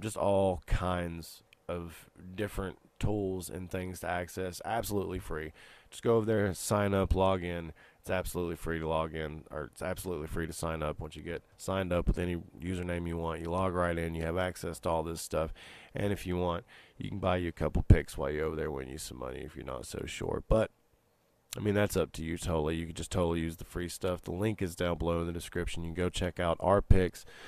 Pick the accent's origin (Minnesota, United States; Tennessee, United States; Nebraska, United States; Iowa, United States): Tennessee, United States; Knoxville; the beautiful skyline of Knoxville here behind me, the, my hometown